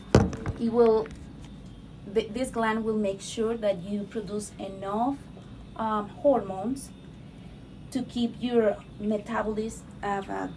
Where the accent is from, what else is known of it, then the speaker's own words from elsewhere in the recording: Mexico; English is a second language; moved away as an adult; also born or lived in Miami Beach, Florida; now in United States; I'm from Mexico. I was mm-hmm. raised and born in Mexico